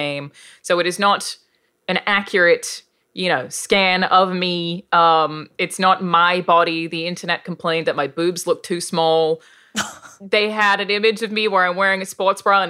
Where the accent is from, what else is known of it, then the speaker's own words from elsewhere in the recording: Australia; accent: Australian; my actual accent, being an Australian accent